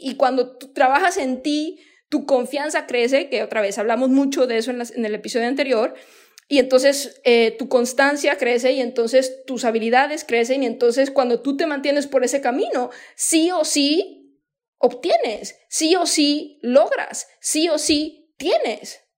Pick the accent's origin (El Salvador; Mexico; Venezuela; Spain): Mexico; moved away as an adult; also born or lived in United States; yo soy mexicana